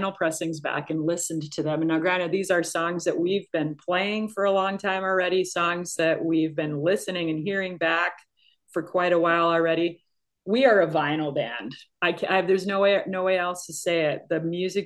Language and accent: English; Minnesota, United States; where I grew up in Minnesota